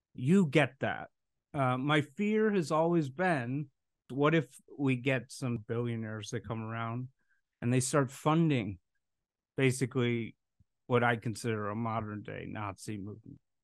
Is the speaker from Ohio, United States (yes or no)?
no; Chicago, Illinois, United States; I'm from a blue state. I'm from Chicago